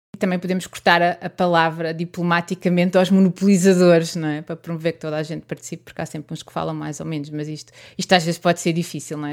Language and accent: Portuguese; Santarém, Santarém District, Portugal; sou de Santarém